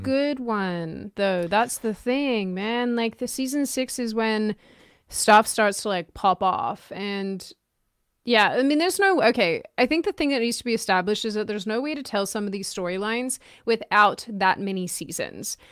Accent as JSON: {"language": "English", "country": "Australia", "tie": "born or raised there", "moved": "yes", "lives_now": "United States", "said": "I grew up in Australia"}